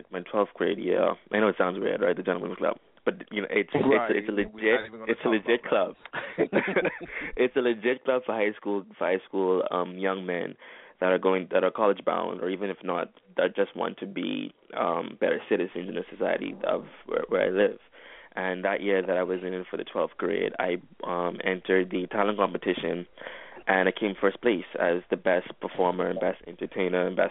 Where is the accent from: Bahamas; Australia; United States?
Bahamas; I'm from the Bahamas. That's where I currently am right now.